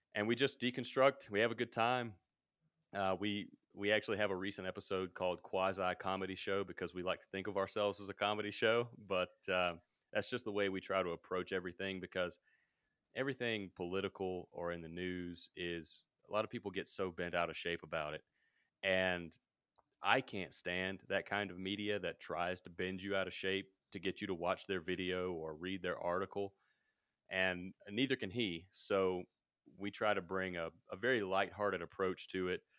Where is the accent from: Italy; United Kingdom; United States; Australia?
United States; Mississippi; moved away as an adult; also born or lived in Denver, Colorado; now in Colorado, United States; I'm from Mississippi, uh, so I'm from way down south.